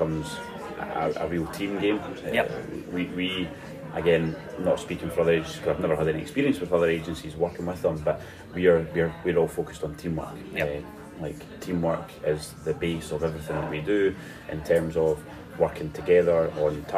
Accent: Scotland, United Kingdom; being a Scottish fan, football fan

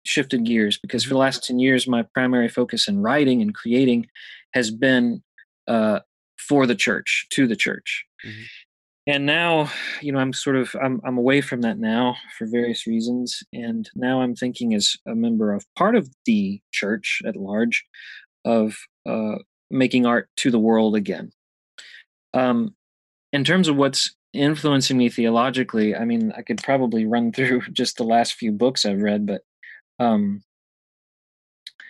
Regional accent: Louisville, Kentucky, United States; I'm from Louisville, Kentucky

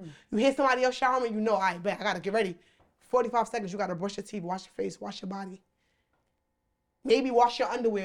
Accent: United States; we're from America

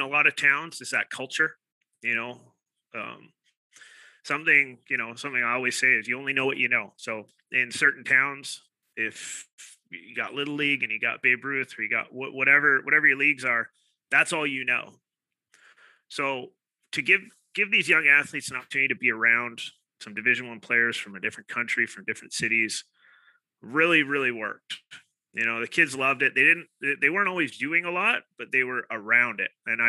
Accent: Victoria, British Columbia, Canada; I'm born and raised in Victoria

